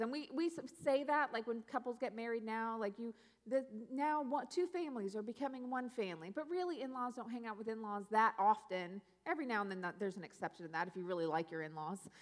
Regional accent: Pacific Northwest, United States; moved away; also born or lived in South Louisiana / North Carolina; I grew up in the Pacific Northwest

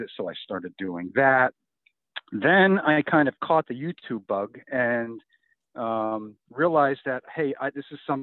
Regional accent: Pennsylvania, United States; I'm from Pennsylvania originally. I still live in Pennsylvania, work in Pennsylvania

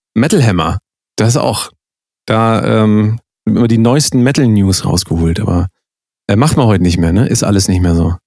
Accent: near Wetzlar, Hesse, Germany

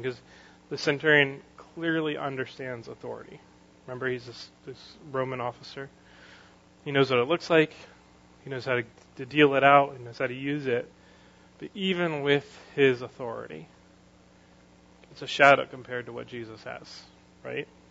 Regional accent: United States; something I want as an American.

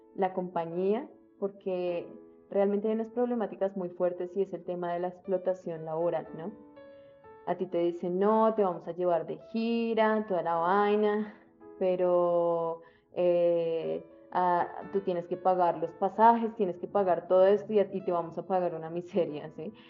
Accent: Colombia

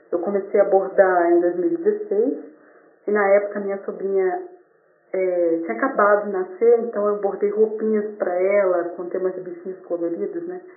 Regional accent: Vila Velha, Espírito Santo, Brazil; eu sou da cidade de Vila Velha, Espírito Santo.

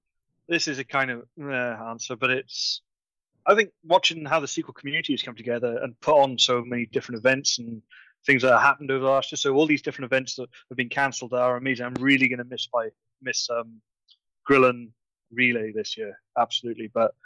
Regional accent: Ireland; because I'm from Ireland.

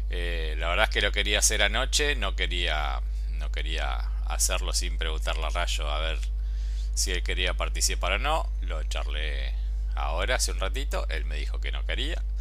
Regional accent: Argentina; yo soy argentino, por más que ahora estoy en España

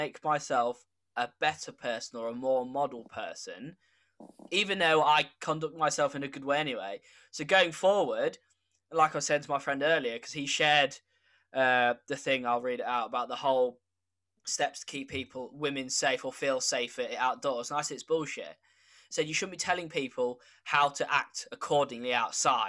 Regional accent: United Kingdom; also born or lived in village near Lincoln, England; we have a problem as British people

